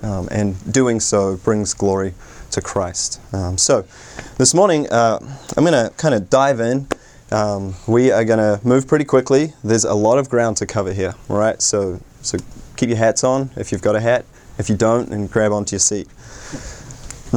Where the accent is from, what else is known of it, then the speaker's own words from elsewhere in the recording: New Zealand; moved away as an adult; now in United States; I hail all the way from New Zealand, although to be fair, I've been in the States for coming up 7 years